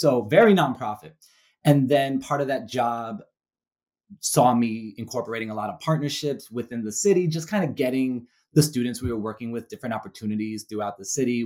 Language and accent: English; New York City, New York, United States; moved away as an adult; now in Ohio, United States; I currently reside in Ohio, but I'm a born and raised Brooklynite. I grew up in Brooklyn, New York